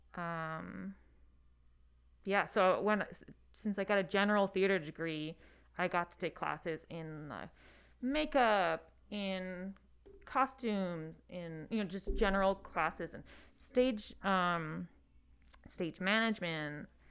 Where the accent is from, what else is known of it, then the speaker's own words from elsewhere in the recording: Hudson Valley, upstate New York, United States; moved away; it's two hours north of New York City, one hour south of Albany. Um, yeah, Hudson Valley.